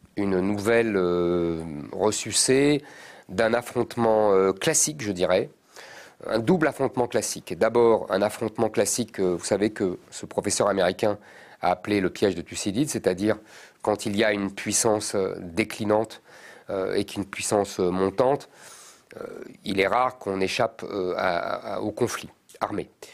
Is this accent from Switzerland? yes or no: no; Drancy, Île-de-France, France; also born or lived in Montreuil / Paris; j'ai grandi dans la banlieue parisienne. Euh, j'ai grandi à Drancy.